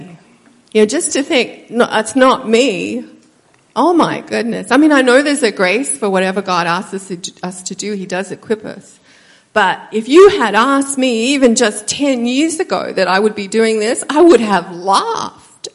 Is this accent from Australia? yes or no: yes; Australia; moved away as an adult; also born or lived in United States; I'm Australian, so I came to America